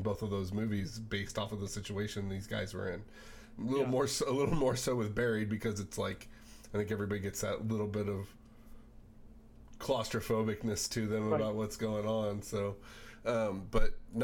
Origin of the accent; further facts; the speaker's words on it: San Diego, California, United States; moved away; I was born here and grew up in San Diego